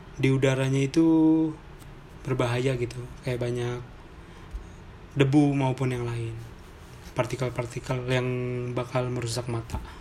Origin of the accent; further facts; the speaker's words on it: Sunda, Indonesia; kita orang Sunda